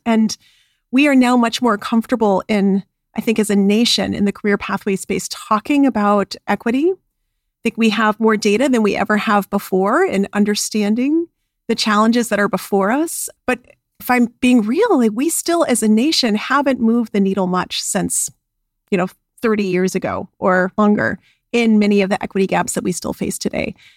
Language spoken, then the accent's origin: English; Albuquerque, New Mexico, United States; I was raised in Albuquerque, New Mexico